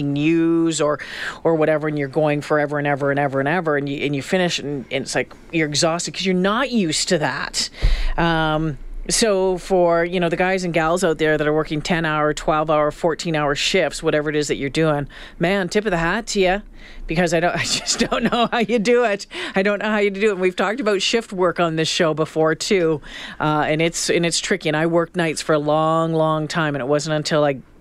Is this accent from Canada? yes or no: yes; Canada; we're Canadian